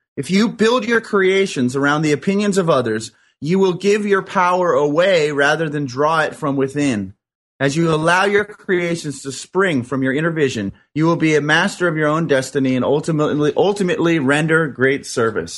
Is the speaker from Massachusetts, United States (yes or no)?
no; New York, United States; now in Culver City, United States; I was originally from New York.